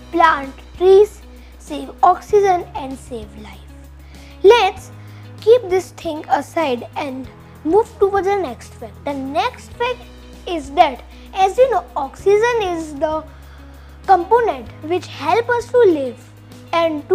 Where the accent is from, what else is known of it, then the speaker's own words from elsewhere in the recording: India; from India